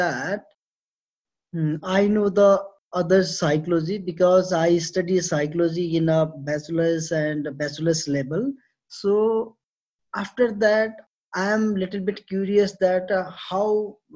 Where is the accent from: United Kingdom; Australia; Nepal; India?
Nepal; I am from Nepal. That is a South Asian country.